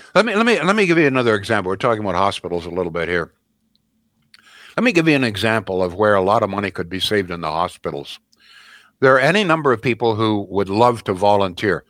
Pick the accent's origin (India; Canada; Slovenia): Canada; the Canada that most of us grew up